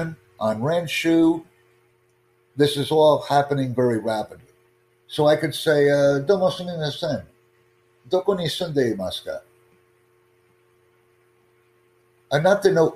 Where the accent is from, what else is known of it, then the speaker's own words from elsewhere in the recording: United States; first language English; I'm an American